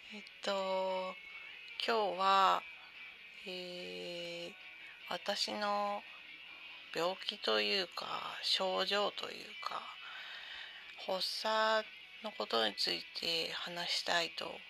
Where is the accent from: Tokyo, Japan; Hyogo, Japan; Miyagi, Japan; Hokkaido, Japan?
Miyagi, Japan; Sendai; moved away; 私は仙台の生まれなので